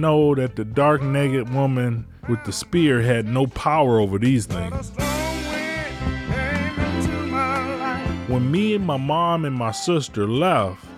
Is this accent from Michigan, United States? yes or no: yes; Detroit, Michigan, United States; also born or lived in Ecorse, Michigan; I recognized three homes growing up in Detroit